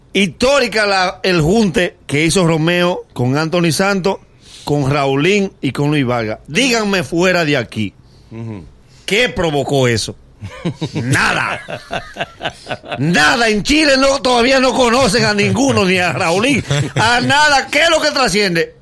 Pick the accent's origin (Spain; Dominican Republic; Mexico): Dominican Republic; nosotros como dominicanos